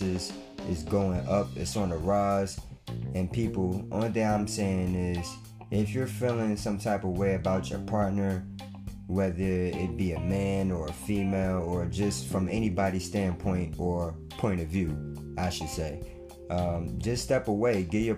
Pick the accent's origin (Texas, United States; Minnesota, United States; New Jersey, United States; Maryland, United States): New Jersey, United States; East Orange; Shout out to East Orange, my hometown